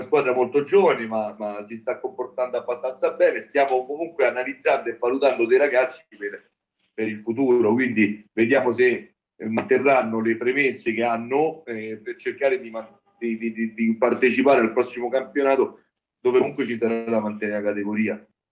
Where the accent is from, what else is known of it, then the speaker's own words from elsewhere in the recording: Genazzano, Lazio, Italy; io sono di Genazzano